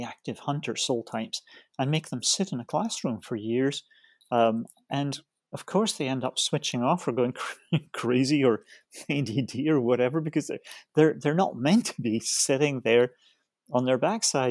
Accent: Scotland, United Kingdom; I come from Scotland, and, you know, I'm, you know, I hate to give away my age. No, I'm 66

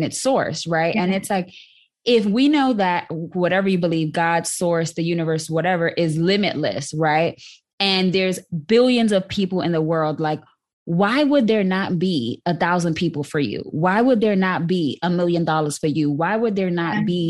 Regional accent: New York City, New York, United States; now in Dallas, United States; I was born and raised in the South Bronx, proudly. And now I live in Dallas, Texas

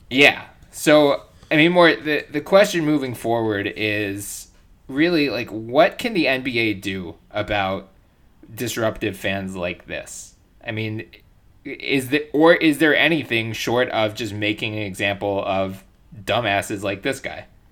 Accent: Philadelphia, Pennsylvania, United States; I grew up in Philly

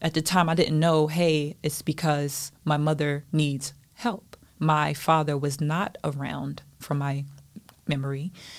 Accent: New Jersey, United States; Okay, well, I'm going to say that I grew up in New Jersey.

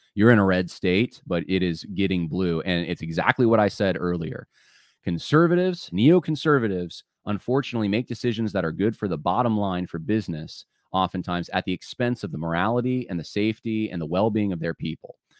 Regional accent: California, United States; also born or lived in North Carolina; now in New York, United States; I was born in California. A lot of my family still in California, and and like typical Californians, one side uh, from Ohio, one side um, from Mississippi, and, uh, and, and native Californian

